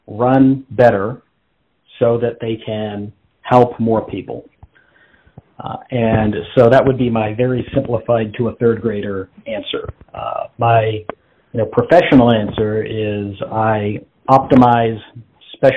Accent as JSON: {"language": "English", "town": "Las Vegas", "region": "Nevada", "country": "United States", "tie": "born or raised there", "moved": "as an adult", "lives_now": "Texas, United States", "said": "I'm from Las Vegas, which was an interesting place to grow up."}